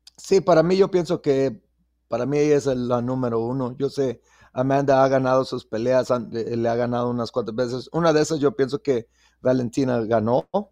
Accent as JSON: {"language": "Spanish", "country": "Mexico", "moved": "yes", "lives_now": "Las Vegas, United States", "said": "en México, obvio, nos conocen por el boxeo"}